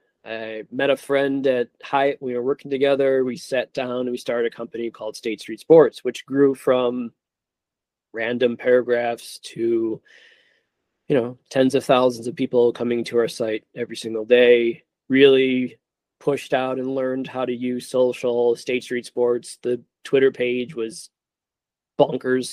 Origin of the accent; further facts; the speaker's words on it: Deerfield, Illinois, United States; also born or lived in Kansas; I grew up in Deerfield